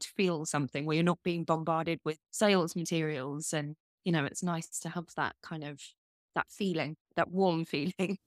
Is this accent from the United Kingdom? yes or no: yes; United Kingdom; I'm British